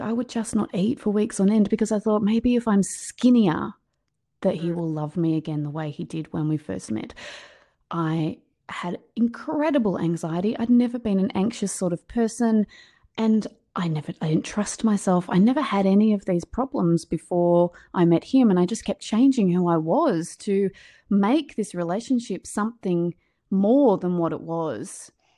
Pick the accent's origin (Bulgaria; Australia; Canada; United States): Australia; I'm from Australia, as you can hear. Um, my accent's a little bit different to yours.